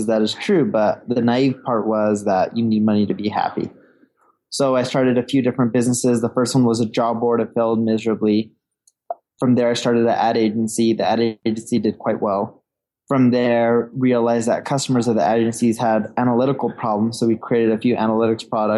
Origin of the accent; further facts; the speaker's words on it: Orange County, California, United States; also born or lived in London; now in Seattle, United States; I grew up in Orange County. My parents decided to move to California, right? Orange County, California, when I was a little baby